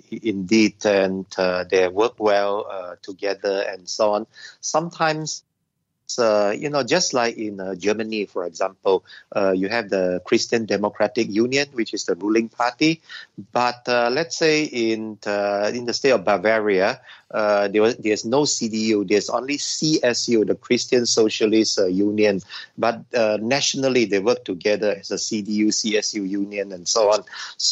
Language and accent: English; Sabah, Malaysia; since I'm from Sabah regions and so on, we should all come together as Malaysians